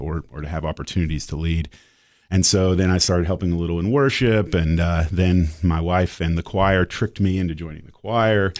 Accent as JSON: {"language": "English", "area": "Marin County", "region": "Northern California", "country": "United States", "tie": "born or raised there", "also_born_or_lived": "Knoxville, Tennessee / Kentucky", "moved": "yes", "said": "then we moved to first Southern California and then the Marin County, Northern California"}